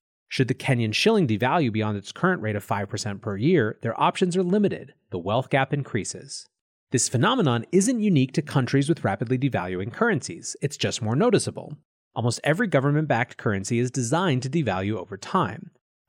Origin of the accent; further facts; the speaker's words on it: United States; including the US, my home country.